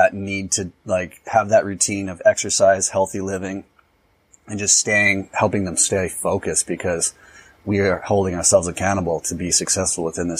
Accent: Southern California, United States; I'm from Southern California

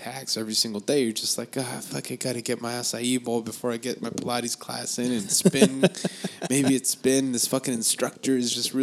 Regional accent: United States; I'm American, dude

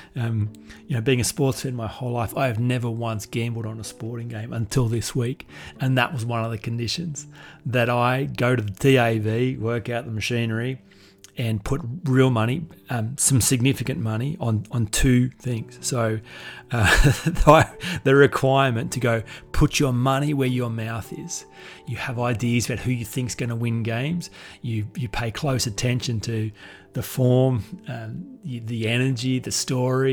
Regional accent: Goulburn, New South Wales, Australia; I'm just from Goulburn

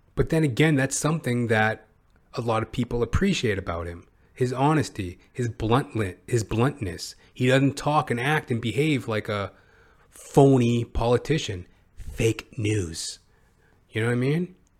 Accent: Canada; as a Canadian

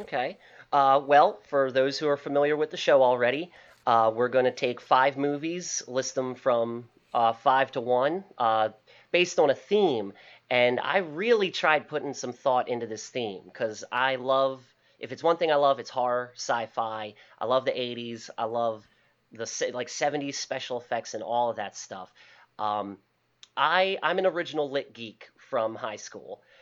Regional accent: Baltimore, Maryland, United States; also born or lived in Parkville, Maryland; originally, I'm from Highland Town, which is in the inner city of Baltimore. Uh, since high school, my family moved out to the Parkville Kearney area

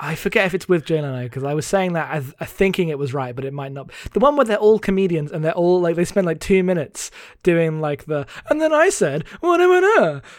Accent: United Kingdom; I'm too British.

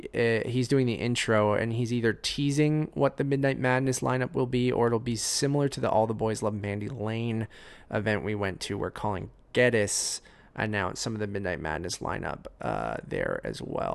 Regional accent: Oshawa, Ontario, Canada; I was born in Oshawa, yeah. So. Born and raised Durham r

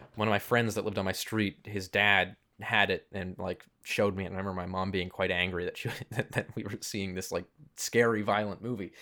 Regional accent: Toronto, Ontario, Canada; I grew up in Toronto, which is a pretty big film city.

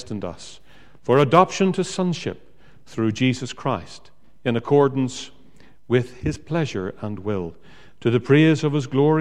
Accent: Northern Ireland, United Kingdom; I come from Northern Ireland.

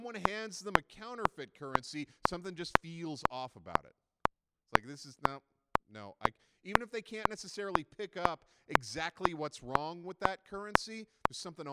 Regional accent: Canada; we're very Canadian

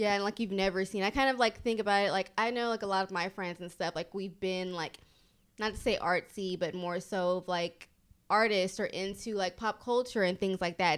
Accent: Kenya; also born or lived in Houston; now in New York City, United States; I'm from Kenya

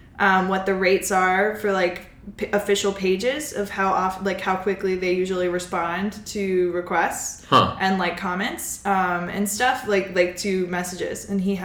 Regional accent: Mississippi, United States; And so I am from Mississippi and I actually grew up in his district.

